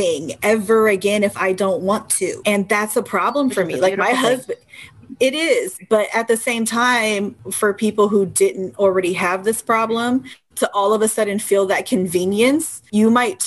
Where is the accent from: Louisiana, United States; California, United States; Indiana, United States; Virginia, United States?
California, United States; Bay Area, Northern; I was born in 88, but I grew up in Northern California in the Bay Area